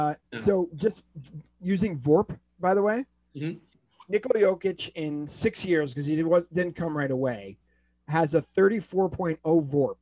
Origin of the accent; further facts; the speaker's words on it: Boston, Massachusetts, United States; So I am from Boston.